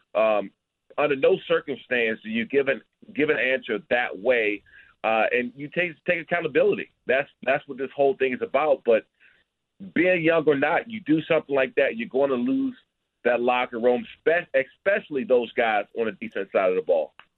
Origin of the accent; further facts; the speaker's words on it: Prince George's County, Maryland, United States; I grew up here in the Prince George's County area